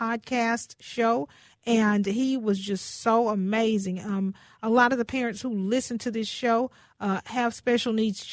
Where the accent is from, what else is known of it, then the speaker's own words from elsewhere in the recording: Houston, Texas, United States; I'm from Houston